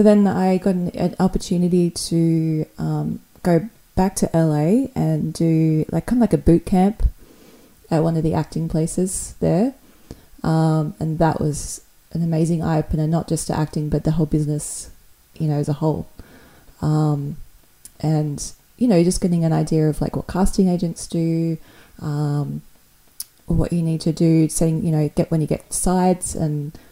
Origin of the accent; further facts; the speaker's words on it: Perth, Western Australia, Australia; now in Sydney, Australia; I grew up in this sort of a smaller town in Perth in the western side of Australia